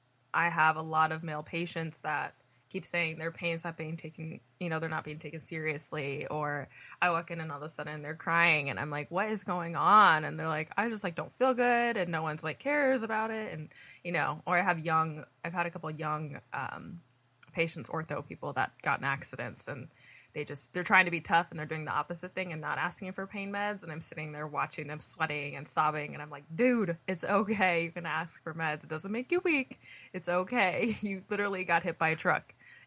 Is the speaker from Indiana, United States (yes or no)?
yes; Indiana, United States; now in California, United States; I don't know if it's because I came from Indiana to California